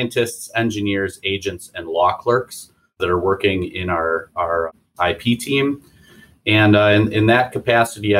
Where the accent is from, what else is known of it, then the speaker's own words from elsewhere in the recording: Oconomowoc, Wisconsin, United States; I'm from southeastern Wisconsin. I live out in the lake country of Wisconsin